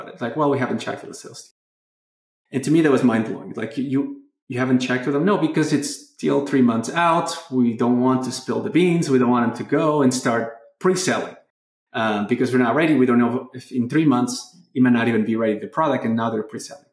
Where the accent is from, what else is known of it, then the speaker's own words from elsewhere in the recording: Portugal; moved away; my home country, Portugal